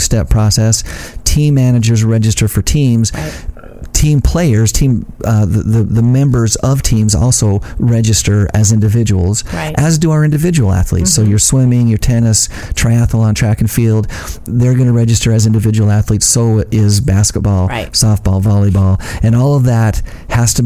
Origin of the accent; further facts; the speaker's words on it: Ashton, Idaho, United States; I grew up in a small farming community in Idaho, Ashton, Idaho, my hometown, seed potato capital of the world